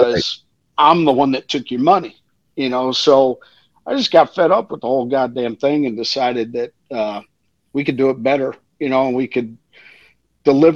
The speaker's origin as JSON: {"language": "English", "town": "Pasadena", "region": "Texas", "country": "United States", "said": "I'm from the South. I'm from the Houston, Pasadena area"}